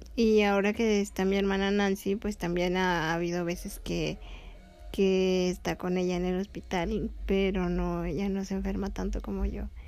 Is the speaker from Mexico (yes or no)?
yes; León, Guanajuato, Mexico; also born or lived in Tepic, Nayarit; Ahora estamos en León, Guanajuato, de donde soy